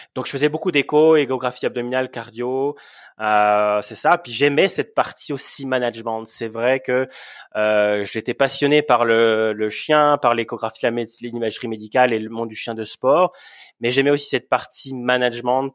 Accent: Bourgogne-Franche-Comté, France; moved away as an adult; also born or lived in Montreal, Canada; now in Yukon, Canada; à la base, je suis de Franche-Comté

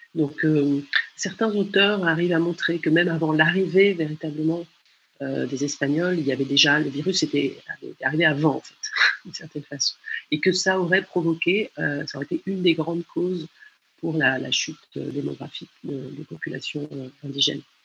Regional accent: France; moved away as an adult; also born or lived in Chile; en tant que Française euh, au Chili

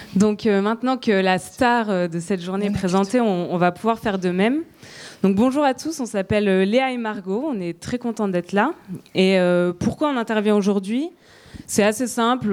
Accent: France; chez nous, en France

